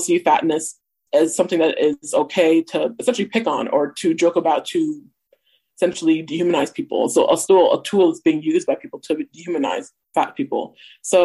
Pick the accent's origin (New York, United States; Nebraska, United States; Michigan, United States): Nebraska, United States; Omaha; I'm 23 years old, and I've born and raised in Omaha, Nebraska